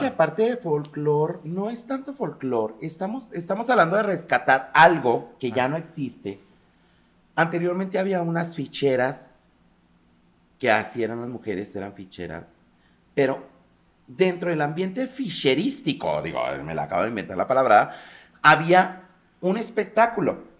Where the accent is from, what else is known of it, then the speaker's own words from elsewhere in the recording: Mexico; como mexicano